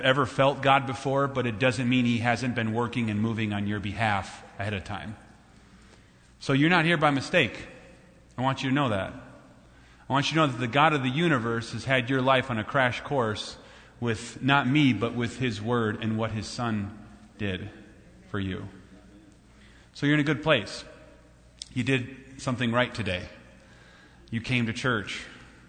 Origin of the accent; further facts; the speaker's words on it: Minnesota, United States; I'm from Minnesota